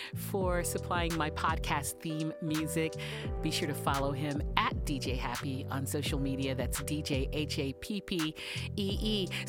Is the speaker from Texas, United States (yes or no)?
yes; Houston, Texas, United States; also born or lived in San Diego; now in New York tri-state area, United States; Houston, of course, that's my hometown. That's where that's where my whole family is.